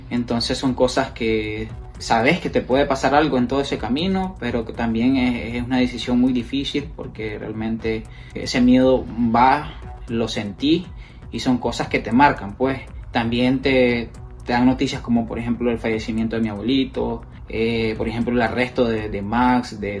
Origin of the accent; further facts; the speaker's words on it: Nicaragua; moved away; Comentarles también de que mi travesía eh, duró 21 días, eh, no es fácil, porque a pesar del miedo que tenés en Nicaragua y que te tomas la decisión de salir